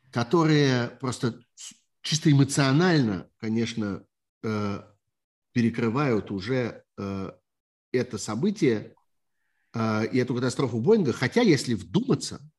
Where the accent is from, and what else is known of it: Kharkiv, Kharkiv Oblast, Ukraine